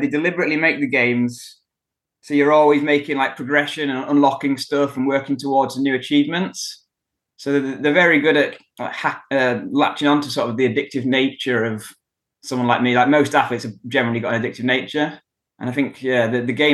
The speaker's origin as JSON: {"language": "English", "town": "Kendal", "region": "North West England", "country": "United Kingdom", "tie": "born or raised there", "moved": "as an adult", "lives_now": "Wrexham, United Kingdom", "said": "I was born in Kendal in Cumbria in the Lake District, North England. And that's where I grew up as well."}